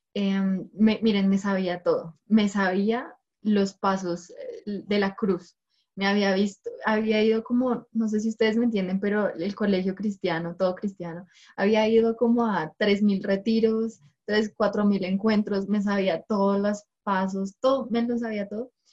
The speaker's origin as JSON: {"language": "Spanish", "region": "Bogotá", "country": "Colombia", "said": "soy de la ciudad de Bogotá"}